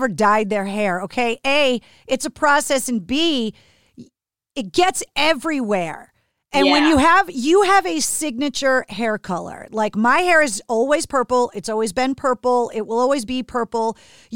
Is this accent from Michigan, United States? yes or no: no; Boston, Massachusetts, United States; We are both from Boston.